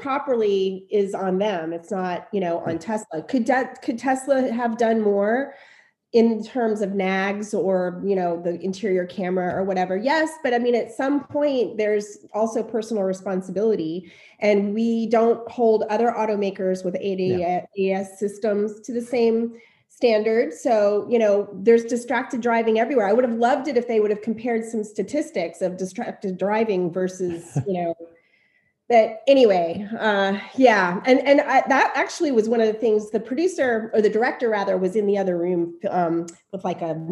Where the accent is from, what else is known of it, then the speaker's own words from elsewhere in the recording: Ocala, Florida, United States; moved away as an adult; also born or lived in Miami / Cincinnati / Boston / Philadelphia; now in Newport, United States; I'm from Ocala, Florida. I was born in Miami, but I grew up mostly in Ocala, and I left Ocala when I was 20 years old